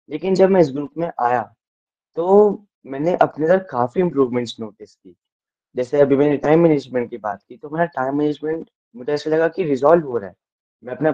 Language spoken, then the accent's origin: Hindi; Dharamshala, Himachal Pradesh, India; मैं धर्मशाला से बिलोंग करता हूँ